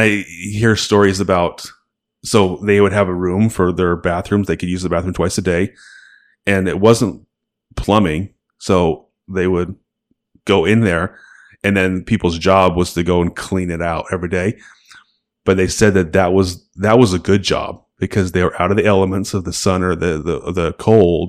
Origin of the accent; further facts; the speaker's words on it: Salt Lake City, Utah, United States; we're from Salt Lake.